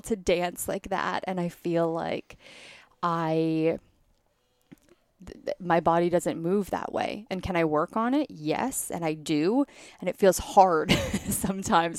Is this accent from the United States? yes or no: no; Canada; I grew up in Canada